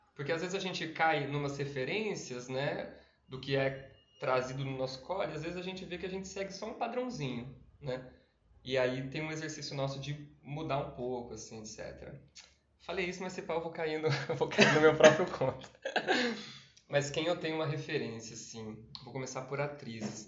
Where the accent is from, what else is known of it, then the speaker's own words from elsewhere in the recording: Campinas, São Paulo, Brazil; eu tenho 30 anos, eu sou de Campinas